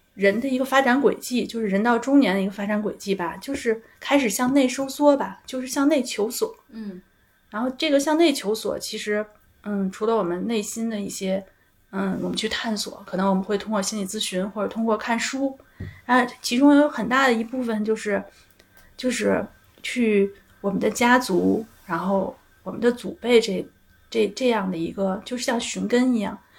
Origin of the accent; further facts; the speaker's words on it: Beijing, China; 我从小我不觉得自己是一个北京人嗯，就我虽然是，生在北京，长在北京，但是我好像不觉得自己是一个北京人